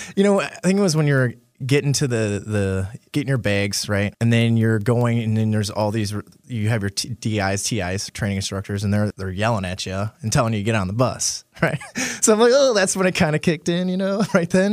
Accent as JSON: {"language": "English", "town": "Marinette", "region": "Wisconsin", "country": "United States", "tie": "born or raised there", "also_born_or_lived": "Crivitz, Wisconsin", "said": "I grew up in northern Wisconsin, northeast Wisconsin, uh, in a small town, well, not really too small, Marinette, Wisconsin."}